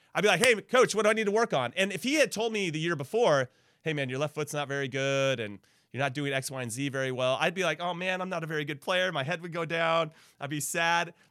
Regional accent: Southern California, United States; I, I grew up in Southern California

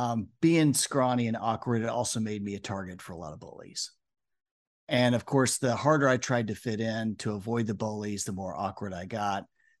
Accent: Omaha, Nebraska, United States; born there; I was born in Omaha, Nebraska

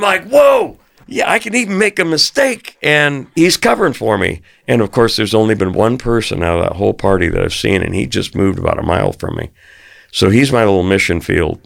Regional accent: Arizona, United States; I grew up in Arizona

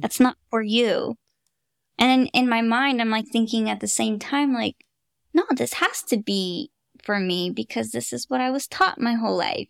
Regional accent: Fremont, California, United States; also born or lived in Hayward, California; I've been a Bay Area girl my whole life. I, I grew up in Fremont, Hayward

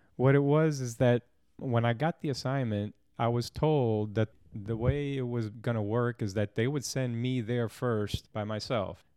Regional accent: St. Louis, Missouri, United States; I was born and raised in Saint Louis, Missouri

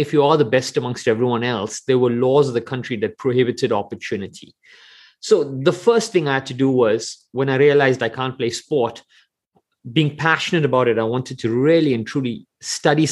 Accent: South Africa; I grew up in South Africa and I'm of Indian origin

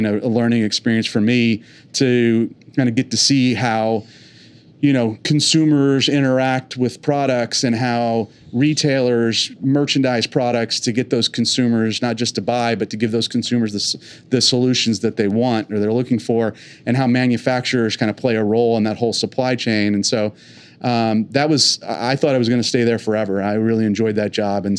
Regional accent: East Bay outside of Oakland, California, United States; now in Oklahoma, United States; I'm not originally from here. I grew up in the East Bay outside of Oakland

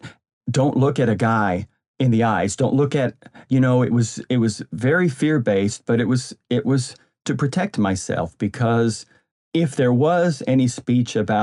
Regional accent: West Texas, United States; moved away as an adult; now in California, United States; I am a dude that grew up in West Texas. I have moved myself out to California years and years ago

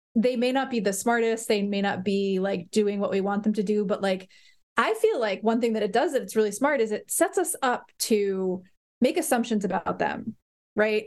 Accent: Bergen County, Northern New Jersey, United States; moved away as an adult; now in Providence, United States; growing up in New Jersey

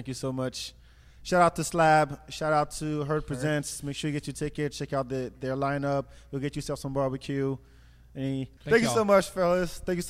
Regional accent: France; English is a second language; now in United States; the first CD I ever bought as a teenager in France, and they taught me English.

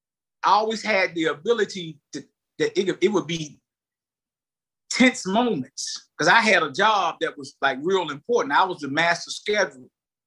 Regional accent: Lewisburg, United States; But I'm from Lewisburg in the 80s, coming out of high school, going to college.

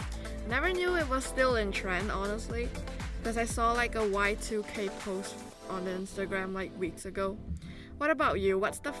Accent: Kuala Lumpur, Malaysia; now in Sunderland, United Kingdom; I'm from Kuala Lumpur, Malaysia.

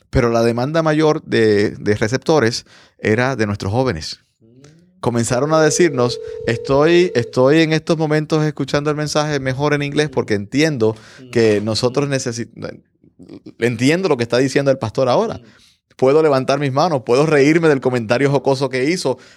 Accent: Puerto Rico; now in United States; Hace algunos años me mudé de Puerto Rico para Estados Unidos con una visión, con un sueño.

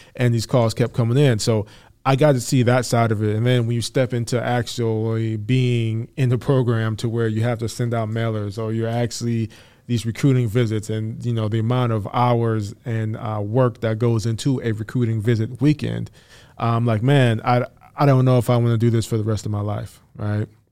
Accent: Saint Paul, Minnesota, United States; moved away as an adult; now in Iowa, United States; I grew up in Saint Paul

